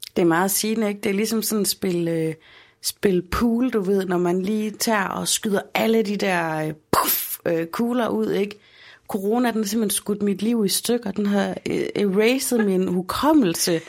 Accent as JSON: {"language": "Danish", "town": "Aarhus", "region": "Central Denmark Region", "country": "Denmark", "said": "i Holme, hvor jeg kommer fra, der har vi stadigvæk Bixen"}